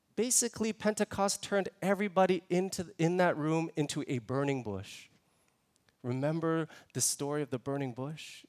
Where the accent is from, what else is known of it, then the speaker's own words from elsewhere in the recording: Toronto, Ontario, Canada; moved away; I'm originally from Toronto, born and raised in Toronto